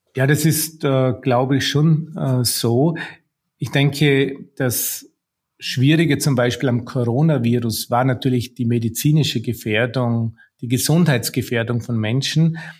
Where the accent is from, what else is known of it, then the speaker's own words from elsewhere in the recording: Austria; bei uns in Österreich